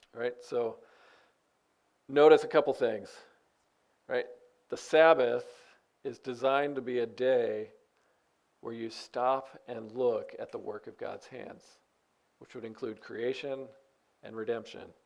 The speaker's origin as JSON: {"language": "English", "country": "United States", "said": "I'm an American"}